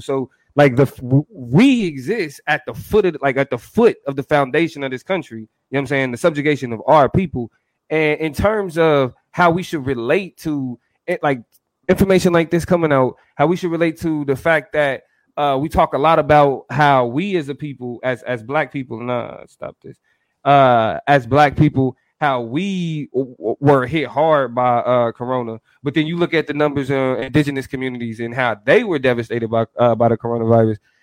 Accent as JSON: {"language": "English", "town": "Kansas City", "region": "Missouri", "country": "United States", "said": "I'm from Kansas City"}